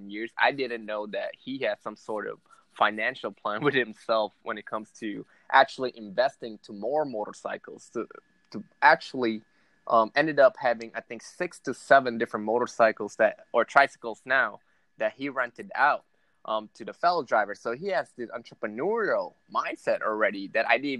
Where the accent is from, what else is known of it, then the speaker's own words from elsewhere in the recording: Caloocan, Metro Manila, Philippines; moved away; I was born and raised in the Philippines in Manila, Caloocan City